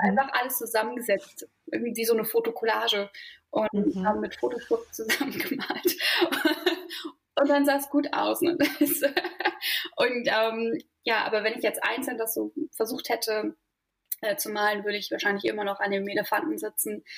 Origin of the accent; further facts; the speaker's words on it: Berlin, Germany; moved away as an adult; now in Mecklenburg Lake District, Germany; also ich komme eigentlich aus Berlin mhm. und bin dort auch aufgewachsen